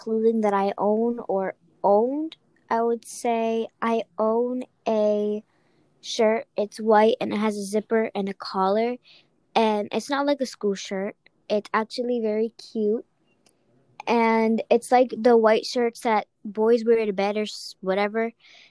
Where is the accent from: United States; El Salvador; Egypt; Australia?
United States; Charleston; born there; I was born in America, and I think I was born in Charleston Hospital.